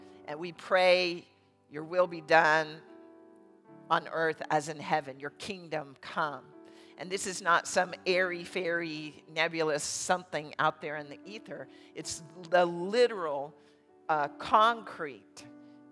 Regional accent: United States; we as American Christians here in this nation

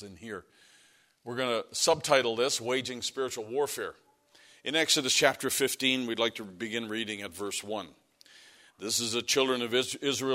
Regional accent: Canada; moved away; As a Canadian

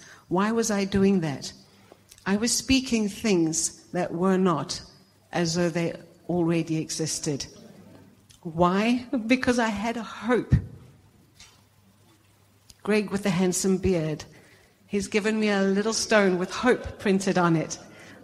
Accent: South Africa; moved away; I'm originally South African.

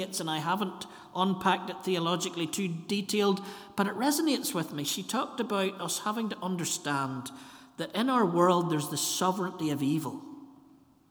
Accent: Ballymena, Northern Ireland, United Kingdom; I'm from Ballymena

